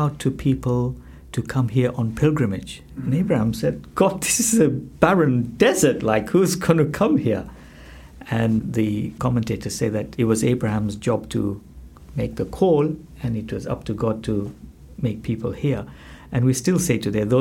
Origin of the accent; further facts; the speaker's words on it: Malawi; now in United Kingdom; as a child growing up in Malawi